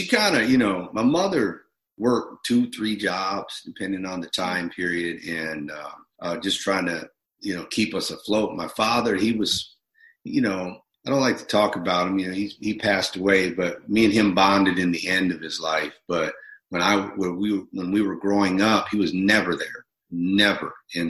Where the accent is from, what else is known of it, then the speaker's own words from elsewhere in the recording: Minneapolis, Minnesota, United States; also born or lived in Bronx, New York; I grew up in Minneapolis, born in Bronx, New York, and my mother moved me to Minneapolis for fear, you know, trouble in the streets and what have you.